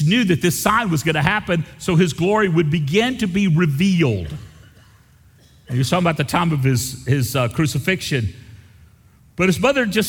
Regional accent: the South, United States; I grew up in the South in a family that was more concerned about our reputation than our devotion

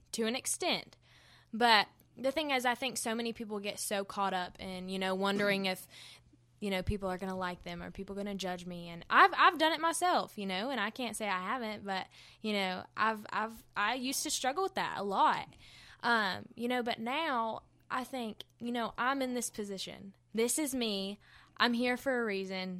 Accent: Hendersonville, North Carolina, United States; accent: country; I was born in Hendersonville, North Carolina. I grew up on a farm

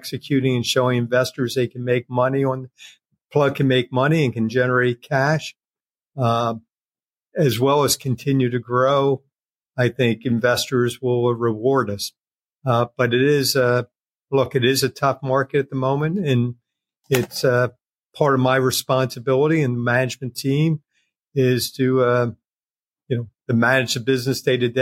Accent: United States; Being American for a long time

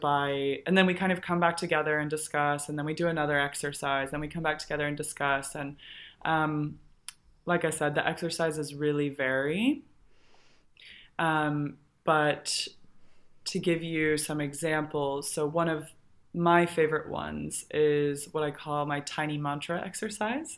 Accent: Colorado, United States; I grew up in Colorado.

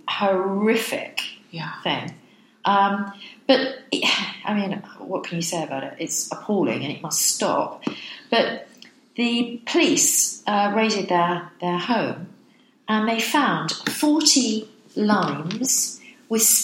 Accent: Brighton, South East England, United Kingdom; moved away; my hometown of Brighton

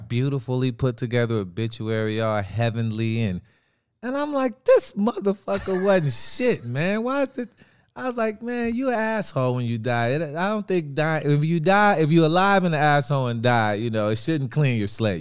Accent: Wisconsin, United States; I'm from Wisconsin

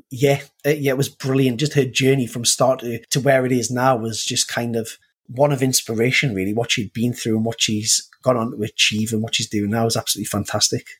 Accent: Newcastle upon Tyne, North East England, United Kingdom; I, am from a place called Newcastle in northeast England

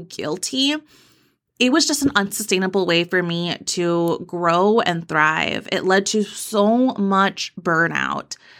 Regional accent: Texas, United States; I'm from Texas

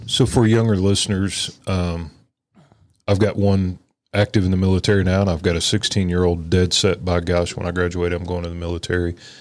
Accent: Texas, United States; us Texans

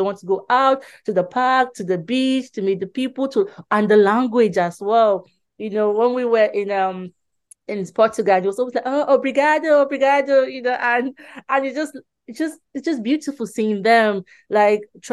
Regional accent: Nigeria; now in England, United Kingdom; I'm originally from Nigeria, so we still had our Nigerian passport

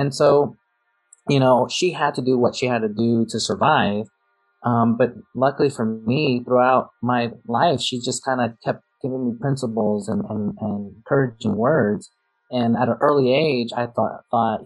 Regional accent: New York City, New York, United States; I grew up in New York City

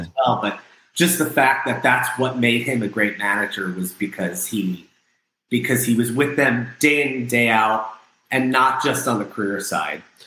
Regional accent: Freehold, New Jersey, United States; I was born in a small blue collar town in New Jersey called Freehold

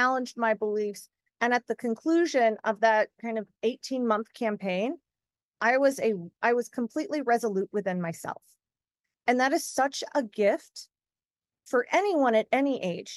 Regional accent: Texas, United States; I'm 100% Texan and always will be.

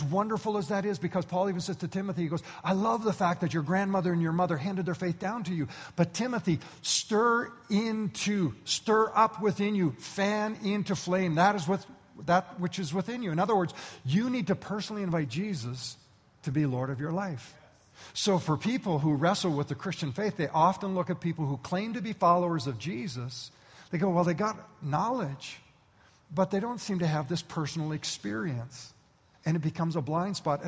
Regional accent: Canada; I was born and raised in Canada

